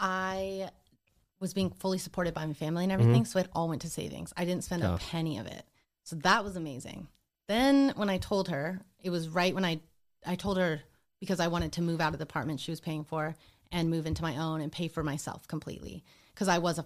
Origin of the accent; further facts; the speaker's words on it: Montana, United States; I grew up in Montana in a tiny ski town of 6,000 people.